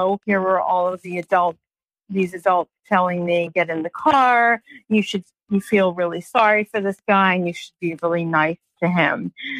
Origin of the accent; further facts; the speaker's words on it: New York, United States; I had never seen big grasshoppers because I came from New York